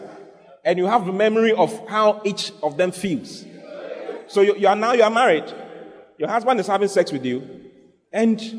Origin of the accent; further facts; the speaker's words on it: Ghana; my hometown, where my mother comes from, is the hometown where all gambling in Ghana comes from